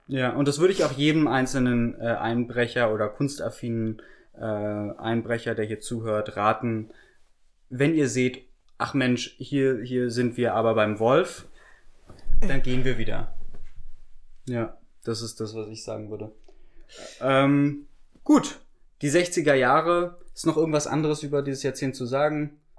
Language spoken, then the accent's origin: German; Germany; wir als Deutsche